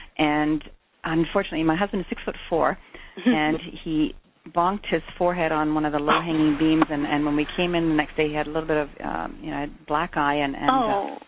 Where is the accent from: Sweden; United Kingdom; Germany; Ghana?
Germany; moved away as an adult; we came over in 1986 from Germany